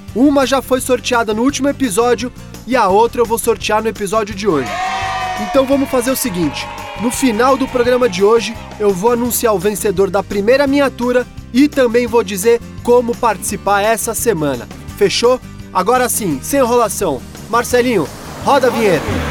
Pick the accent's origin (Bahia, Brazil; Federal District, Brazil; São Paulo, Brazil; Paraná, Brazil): Paraná, Brazil; Arapongas; tenho 53 anos, sou da cidade de Arapongas do Paraná